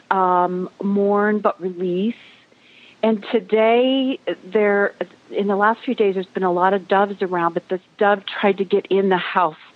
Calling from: North Carolina, United States; I'm uh, I'm calling from the Blue Ridge Mountains in North Carolina.

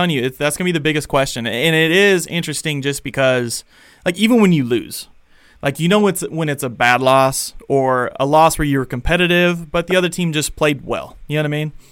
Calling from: Logan, Utah, United States; calling from Logan, Utah.

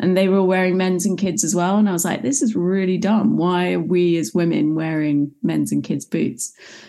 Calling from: London, United Kingdom; So as you can probably tell from the accent, I am overseas. I'm in London in the United Kingdom.

